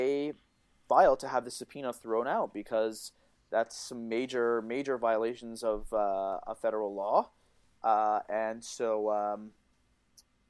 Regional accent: Canada; I'm Canadian

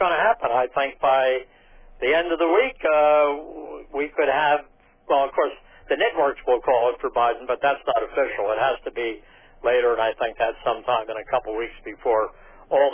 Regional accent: Philadelphia, Pennsylvania, United States; my home state of Pennsylvania. And I'm from the Philadelphia area

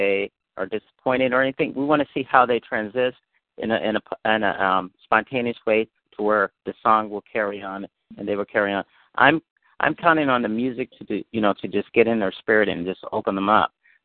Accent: Berkeley, California, United States; I grew up in Berkeley, so I was exposed to a lot of different, people.

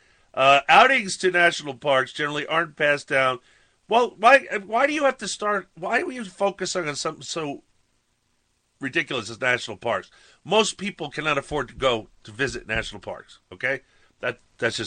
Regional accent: New York, United States; I grew up in New York

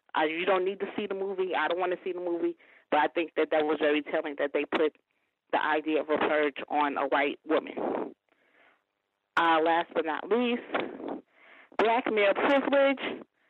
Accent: New York, United States; I said I was originally from New York.

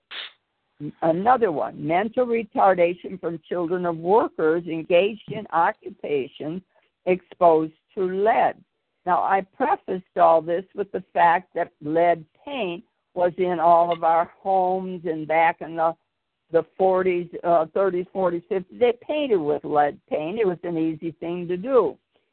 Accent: Chicago, Illinois, United States; I grew up in Chicago with the steel mills

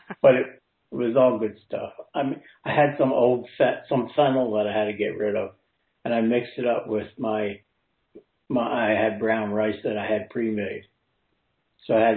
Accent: New Jersey, United States; I'm from New Jersey

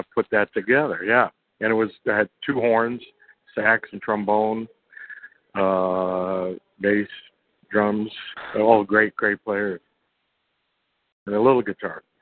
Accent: New York City, New York, United States; I grew up in Brooklyn, New York

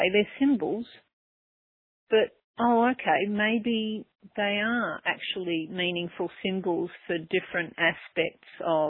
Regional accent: Melbourne, Victoria, Australia; now in Byron Bay, Australia; I'm actually from Melbourne, but at the moment I live near the easternmost tip, Byron Bay, halfway up the country

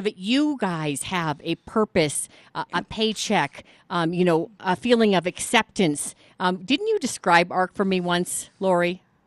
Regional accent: Boulder, Colorado, United States; I grew up in Boulder, Colorado for much of my childhood

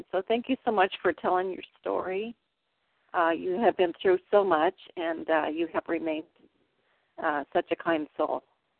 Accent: Arizona, United States; I'm from Arizona.

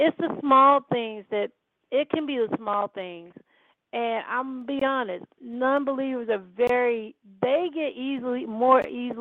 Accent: Holly Grove, United States; I say I'm from Holly Grove

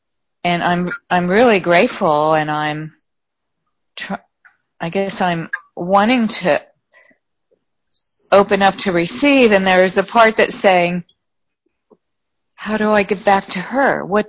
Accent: Pennsylvania, United States; now in California, United States; I have a really good friend there that I've known from my home state, Pennsylvania.

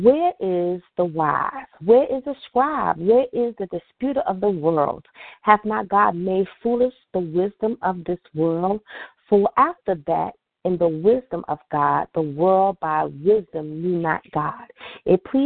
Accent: New York City, New York, United States; now in Richmond, Virginia, United States; I'm originally from New York City

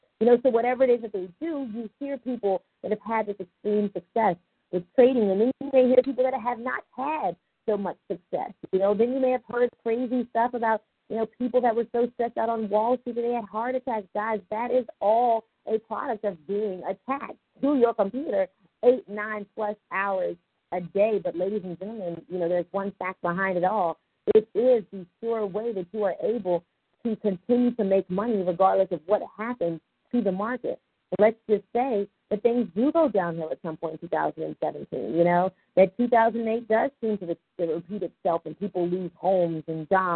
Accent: Richmond, Virginia, United States; I'm originally from Richmond, Virginia

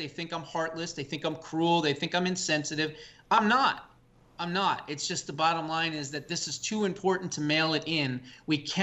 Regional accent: New Jersey, United States; moved away as an adult; I'm originally from New Jersey, born and raised, 21 years there.

